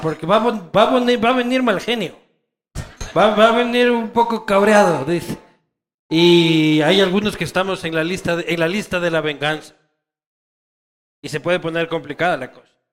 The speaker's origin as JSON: {"language": "Spanish", "town": "Quito", "region": "Pichincha", "country": "Ecuador", "said": "quiteños somos así"}